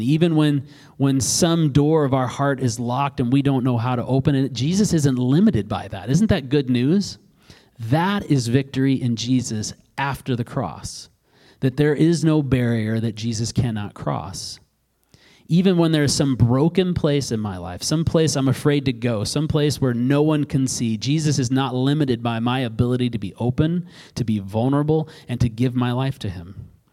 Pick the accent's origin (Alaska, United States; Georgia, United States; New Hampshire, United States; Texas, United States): Alaska, United States; I grew up in Alaska and I grew up on a river and I grew up with a fishing pole in my mouth